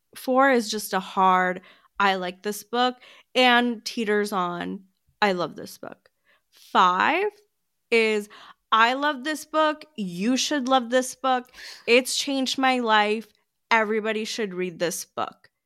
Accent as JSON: {"language": "English", "country": "United States", "said": "I'm American"}